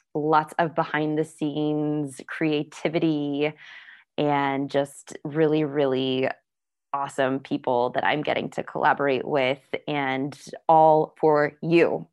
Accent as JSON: {"language": "English", "region": "Florida", "country": "United States", "said": "I'm from Florida"}